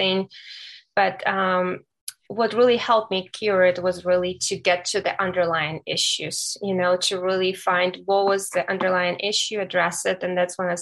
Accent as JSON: {"language": "English", "country": "Ukraine", "tie": "born or raised there", "moved": "as an adult", "lives_now": "United States", "said": "I was born and raised in Ukraine"}